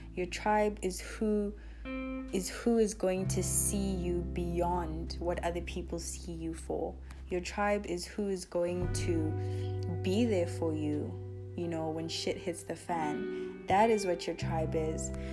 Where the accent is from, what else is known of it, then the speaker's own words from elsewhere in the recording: South Africa; I was born in South Africa